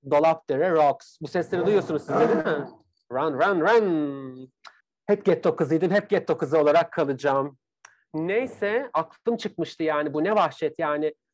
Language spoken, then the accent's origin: Turkish; Bakırköy, Istanbul, Turkey; ben İstanbul çocuğuyum. E, Bakırköylüyüm, İstanbul'dayım